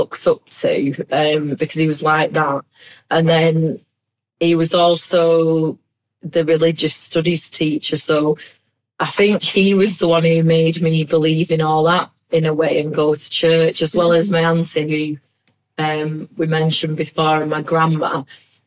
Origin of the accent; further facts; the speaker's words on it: Bolton, North West England, United Kingdom; accent: Bolton; now I'm proud of my Bolton accent